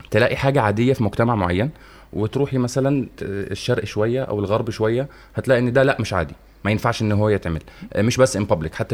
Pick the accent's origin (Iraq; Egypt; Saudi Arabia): Egypt